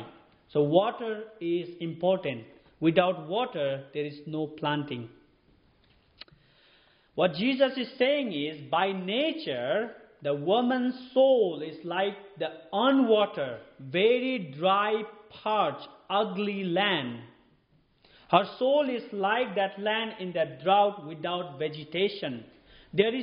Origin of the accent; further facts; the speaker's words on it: Nepal; moved away; I'm from Nepal